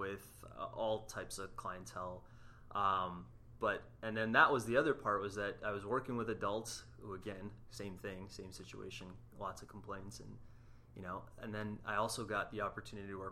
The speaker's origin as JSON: {"language": "English", "country": "Canada", "moved": "yes", "said": "I'm Canadian"}